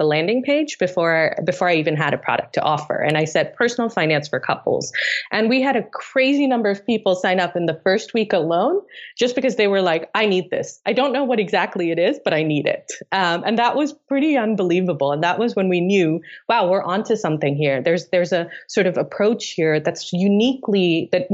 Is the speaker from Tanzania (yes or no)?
yes; Tanzania; moved away; also born or lived in Delhi, India; I created our first prom where I grew up in East Africa in Tanzania